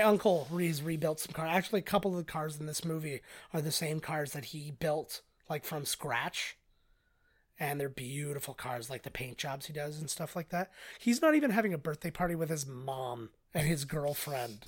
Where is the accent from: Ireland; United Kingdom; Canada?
Canada; we're Canadian